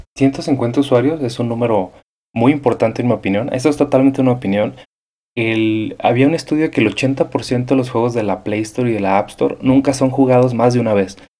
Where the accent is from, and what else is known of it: Mexico